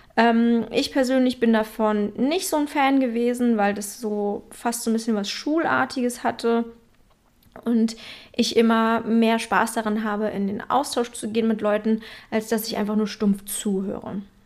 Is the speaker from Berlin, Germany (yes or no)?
yes; Berlin, Germany; moved away; in meiner Heimatstadt Berlin